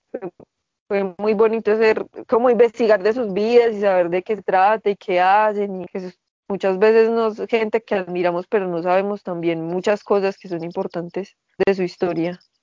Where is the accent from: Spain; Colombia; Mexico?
Colombia; seguimos siendo colombianos